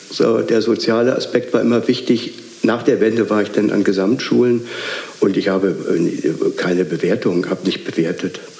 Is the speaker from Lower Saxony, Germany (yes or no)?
no; Potsdam, Brandenburg, Germany; also born or lived in Schwerin / Berlin; ich bin in Schwerin geboren, dann in, in Potsdam aufgewachsen und nach dem Mauerbau im Januar 62 sind meine Eltern nach Berlin gezogen.